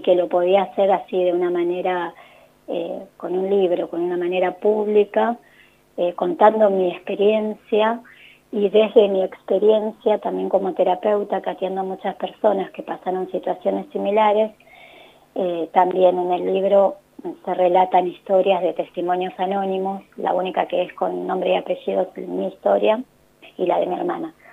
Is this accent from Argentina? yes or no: yes; La Plata, Buenos Aires Province, Argentina; now in Buenos Aires, Argentina; Yo nací en La Plata, vivo en Buenos Aires